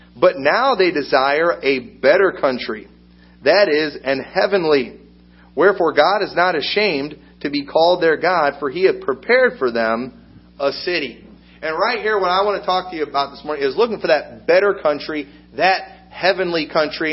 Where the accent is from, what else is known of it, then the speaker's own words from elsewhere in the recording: United States; I'm an American